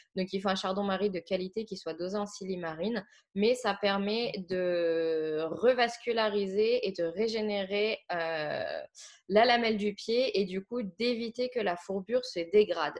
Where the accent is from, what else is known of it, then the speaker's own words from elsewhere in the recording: Saône-et-Loire, Bourgogne-Franche-Comté, France; moved away; à la base, je viens de Saône-et-Loire